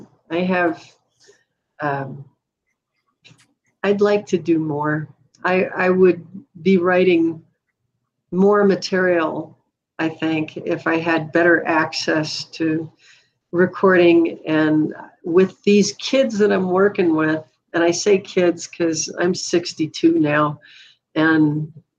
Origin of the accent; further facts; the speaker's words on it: Duluth, Minnesota, United States; I grew up in Duluth